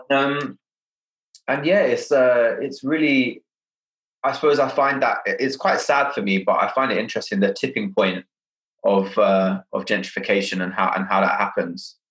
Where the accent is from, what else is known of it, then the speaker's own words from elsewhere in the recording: London, United Kingdom; born and raised in Hackney